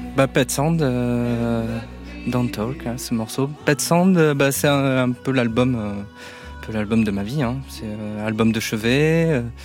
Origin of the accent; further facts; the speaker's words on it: Mont-de-Marsan, Nouvelle-Aquitaine, France; je viens des, des Landes, de Mont-de-Marsan